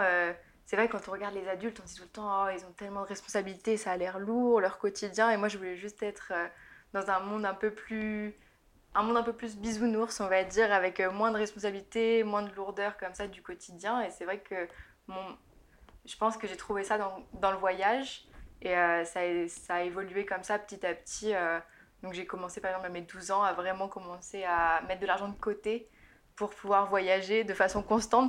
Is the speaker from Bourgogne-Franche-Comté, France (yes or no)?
yes; Burgundy, Bourgogne-Franche-Comté, France; moved away as an adult; now in London, United Kingdom; J'habite à Londres, mais je suis originaire de Bourgogne